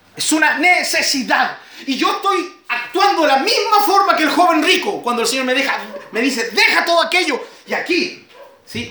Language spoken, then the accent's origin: Spanish; Chile; Estamos orgullosos de nuestro país